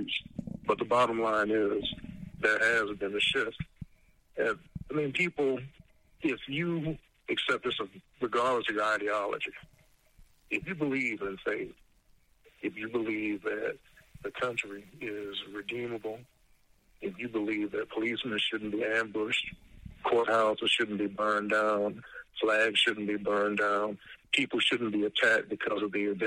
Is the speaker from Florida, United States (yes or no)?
no; Savannah, Georgia, United States; growing up in Savannah